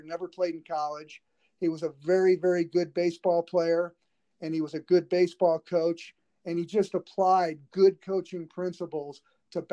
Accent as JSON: {"language": "English", "region": "Southern California", "country": "United States", "tie": "born or raised there", "also_born_or_lived": "Los Angeles", "said": "growing up in Southern California, I attended John Wooden's summer basketball camp. And I was living in Los Angeles"}